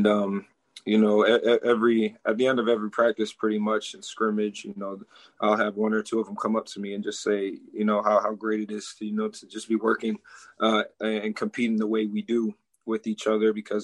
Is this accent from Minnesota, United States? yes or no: yes; Minneapolis, Minnesota, United States; moved away as an adult; also born or lived in Eden Prairie, Minnesota; now in Tallahassee, United States; I come from Minneapolis